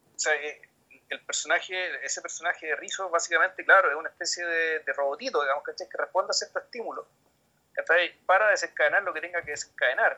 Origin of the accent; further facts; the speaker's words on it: Chile; como chileno